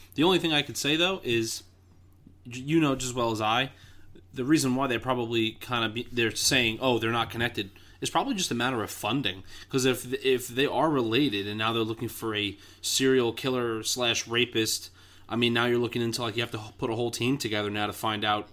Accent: New York City, New York, United States; I grew up in Queens

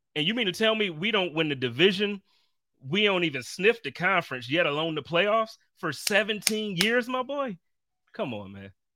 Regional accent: Buffalo, New York, United States; moved away; also born or lived in Indianapolis, Indiana; I grew up in Buffalo

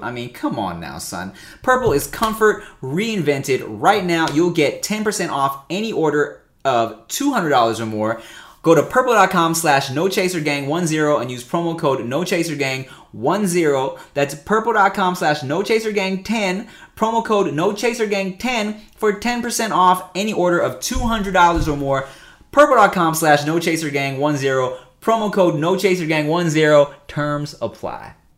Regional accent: Paramount, California, United States; also born or lived in Long Beach, California / Gardena, California; Paramount, Long Beach, uh, yeah, yeah, Long Beach Slides ten and then Paramount till, like, a few years ago, but I went to school in Gardena.

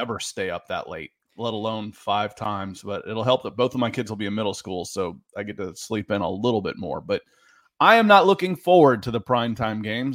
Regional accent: Marietta, Georgia, United States; I grew up in East Cobb, Marietta

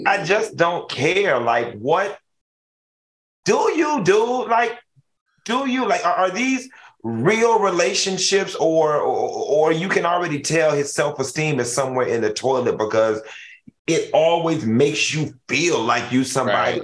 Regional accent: Miami, Florida, United States; I'm from Miami

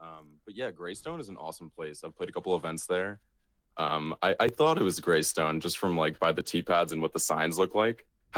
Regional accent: Mahwah, New Jersey, United States; I'm not from Sheridan, Indiana. I'm from Mahwah, New Jersey.

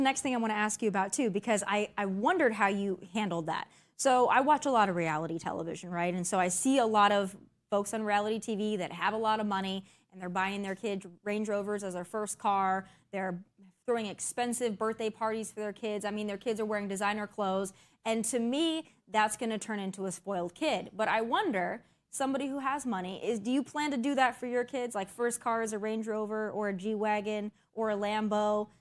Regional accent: South Dakota, United States; I grew up in South Dakota

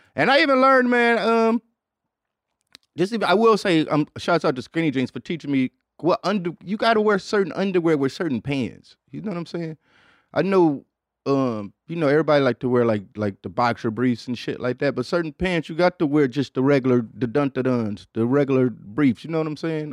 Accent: Detroit, Michigan, United States; I'm a nigga from Detroit

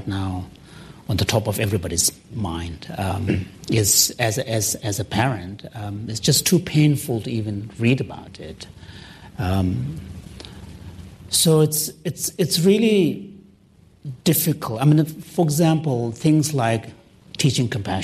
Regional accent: Canada; I'm a Canadian, I live next door neighbor.

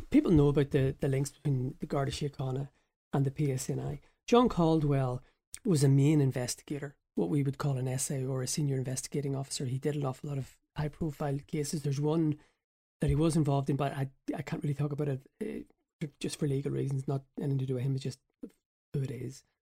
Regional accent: Northern Ireland, United Kingdom; because obviously I grew up in the Troubles

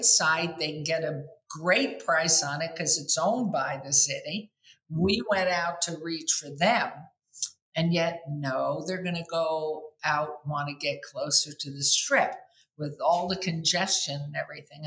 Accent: New York City, New York, United States; moved away as an adult; now in Las Vegas, United States; I grew up in New York City, I'm so young, I've lived in this town this year, 60 years

